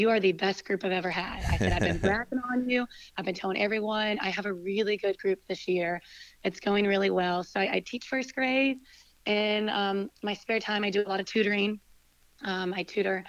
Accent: Winston-Salem, North Carolina, United States; we're both from Winston, and we both came back to Winston after college

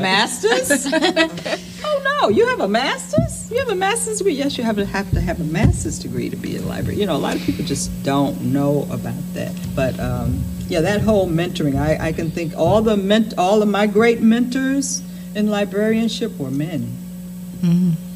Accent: Tennessee, United States; now in Long Island, United States; I grew up in Tennessee

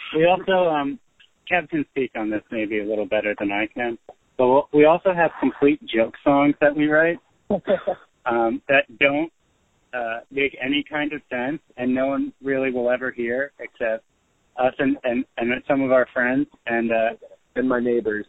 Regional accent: Carteret, New Jersey, United States; my hometown of Carteret

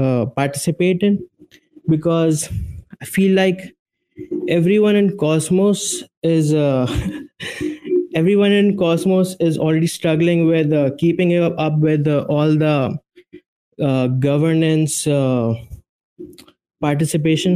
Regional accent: India; I'm from India

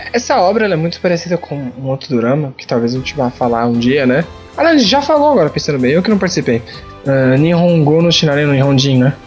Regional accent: Brazil; se você gostar do meu país

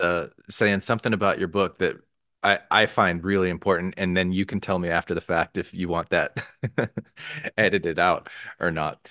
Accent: Arizona, United States; I didn't grow up in Utah, I grew up in Arizona

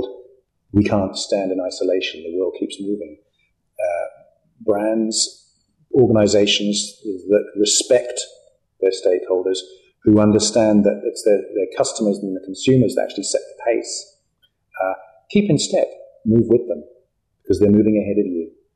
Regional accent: New Zealand; we're from New Zealand

